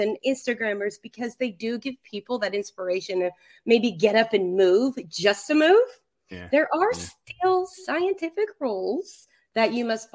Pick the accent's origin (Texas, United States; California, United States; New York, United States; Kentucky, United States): Kentucky, United States; I'm from Kentucky